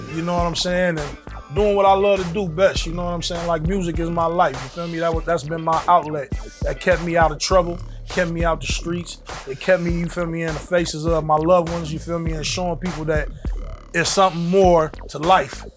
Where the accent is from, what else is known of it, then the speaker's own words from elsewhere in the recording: San Francisco, California, United States; I'm from San Francisco, oh, Hunters Point